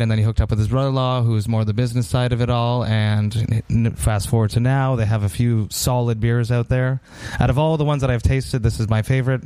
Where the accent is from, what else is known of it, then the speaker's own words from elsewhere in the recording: Montreal, Quebec, Canada; I come from Montreal.